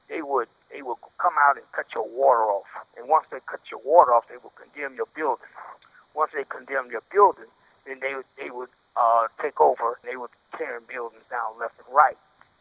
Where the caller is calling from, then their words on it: Muskegon, Michigan, United States; I'm calling from Brooks Prison in Muskegon, Michigan.